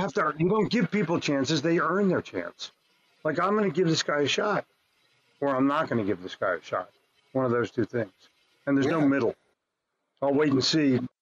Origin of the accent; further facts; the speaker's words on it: New Jersey, United States; also born or lived in Philadelphia / New York; growing up in New Jersey